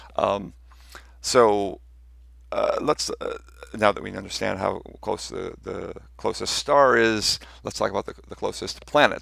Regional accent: United States; I'm, I'm American

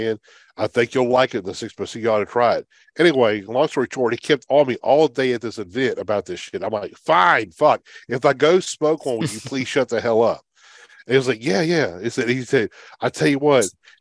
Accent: Gautier, Mississippi, United States; my hometown is actually Goshen, Mississippi

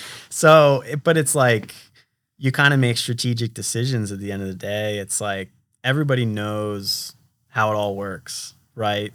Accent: United States; I'm an American

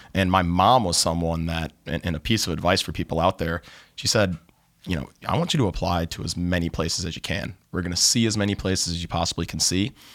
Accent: Cleveland, Ohio, United States; moved away as an adult; now in Southern California, United States; I'm originally from Cleveland, Ohio

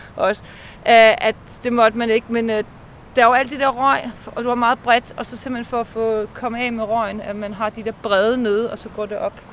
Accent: Bornholm, Capital Region of Denmark, Denmark; Jeg er født og opvokset på Bornholm

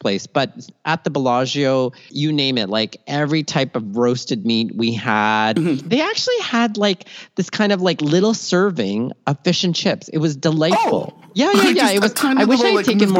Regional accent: Toronto, Ontario, Canada; also born or lived in Philippines; born in the Philippines, raised in Toronto, Canada, and schooled all over southwestern Ontario

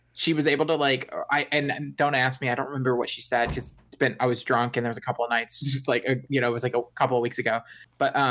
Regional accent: Louisville, Kentucky, United States; now in Indiana, United States; I grew up in Louisville, Kentucky.

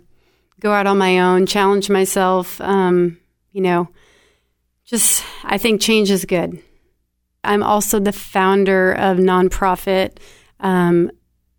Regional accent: East Texas, United States; moved away; also born or lived in Nashville, Tennessee / Cape Cod; originally, I'm from East Texas

